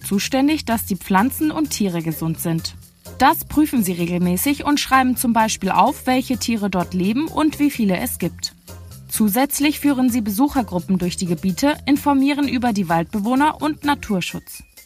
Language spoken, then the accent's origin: German; Germany; Bei uns in Deutschland